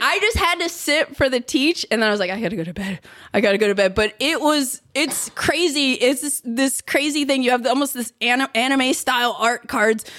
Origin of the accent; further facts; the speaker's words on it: Philadelphia, Pennsylvania, United States; moved away; it's my hometown.